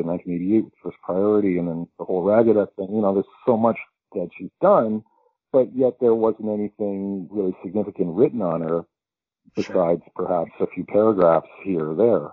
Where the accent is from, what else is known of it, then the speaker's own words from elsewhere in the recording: West Coast, Canada; moved away; when I was a kid growing up on the West Coast